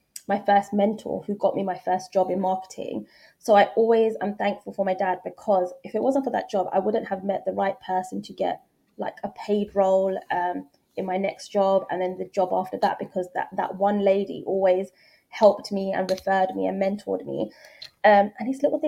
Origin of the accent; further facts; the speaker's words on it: London, United Kingdom; moved away as an adult; also born or lived in Indonesia; now in Dubai, United Arab Emirates; I'm very much from East London